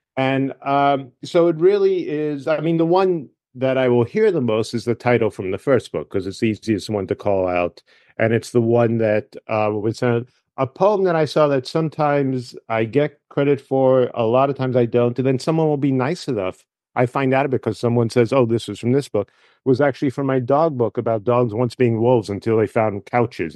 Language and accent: English; Michigan, United States; I'm from Michigan." And I went to Michigan State